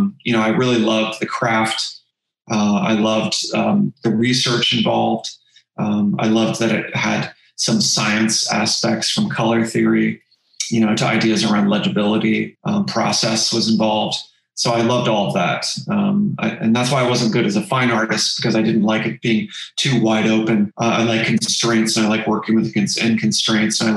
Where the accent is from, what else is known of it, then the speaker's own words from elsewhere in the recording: Cincinnati, Ohio, United States; now in California, United States; the local university where I grew up in the Midwest, in a town called Cincinnati